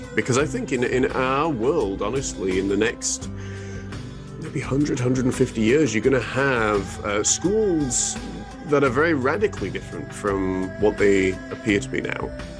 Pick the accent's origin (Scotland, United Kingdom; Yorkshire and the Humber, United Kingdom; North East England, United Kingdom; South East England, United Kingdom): Yorkshire and the Humber, United Kingdom; Huddersfield; I'm actually originally from England, in the Midlands, in Huddersfield